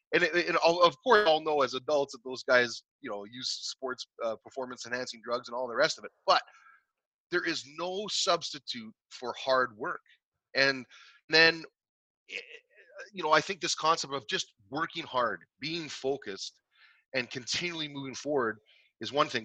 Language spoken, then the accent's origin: English; Canada; in my hometown where i grew up